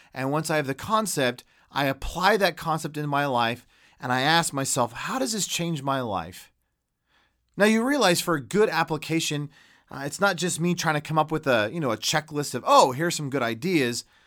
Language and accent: English; United States; an American Christian